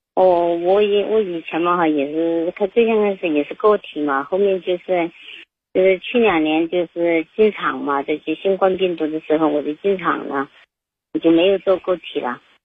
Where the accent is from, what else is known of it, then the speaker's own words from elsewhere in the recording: Chongqing, China; accent: Chongqing; 我是重庆这边的